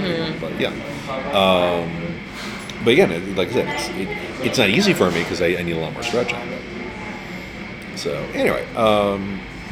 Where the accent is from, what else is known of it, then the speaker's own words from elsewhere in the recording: New York, United States; I'm a New Yorker